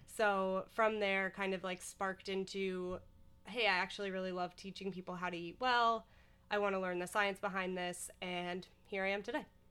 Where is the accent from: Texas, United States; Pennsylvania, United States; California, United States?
Pennsylvania, United States; Scranton; moved away; I grew up in Scranton, Pennsylvania, and actually went to college out there as well